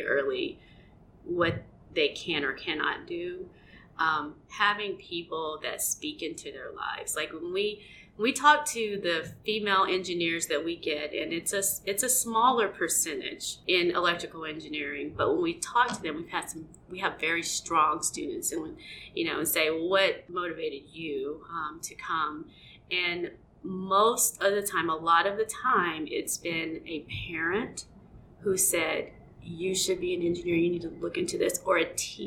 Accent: Southeast, United States; now in Nebraska, United States; I grew up in the Southeast

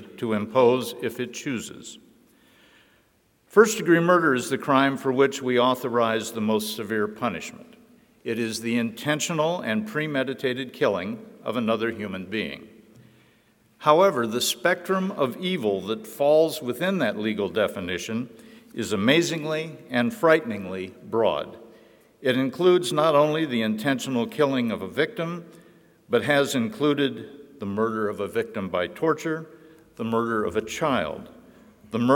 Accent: Lincoln, Nebraska, United States; as a Lincoln fourth grader who witnessed the impact Charles Starkweather's murderous reign of terror had upon this community and this state

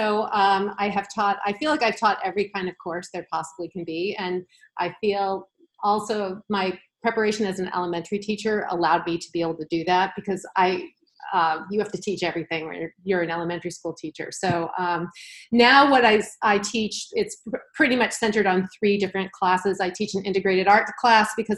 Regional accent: Massachusetts, United States; I was born and raised in Massachusetts, so I'm a lifer.

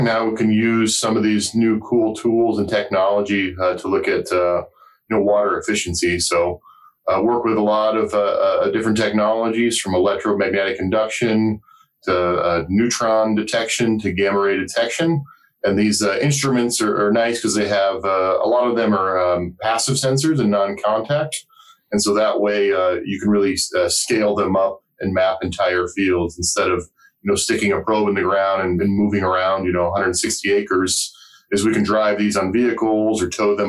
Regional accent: Colorado, United States; moved away as an adult; also born or lived in Wyoming / New Jersey / Arizona / Nebraska; I grew up in Colorado

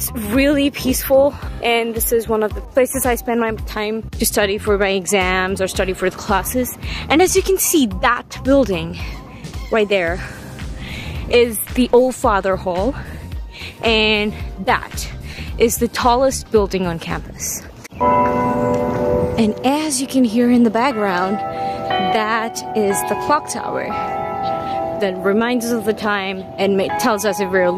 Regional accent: India; moved away as an adult; now in Nebraska, United States; I'm from India

